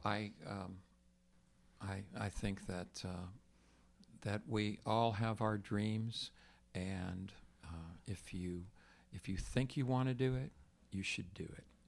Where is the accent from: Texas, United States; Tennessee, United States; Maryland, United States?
Texas, United States; I grew up in Texas